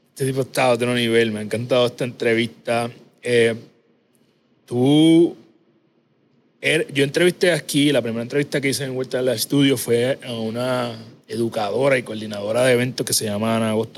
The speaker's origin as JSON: {"language": "Spanish", "town": "Ponce", "country": "Puerto Rico", "said": "yo soy de Ponce Natural"}